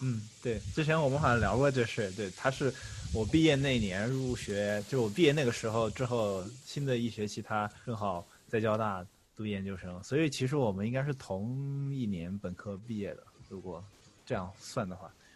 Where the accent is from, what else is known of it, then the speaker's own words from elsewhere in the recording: Chengdu, Sichuan, China; moved away as an adult; also born or lived in Shanghai, China; now in United States; 我高中，呃，是在成都期中，我也是成都人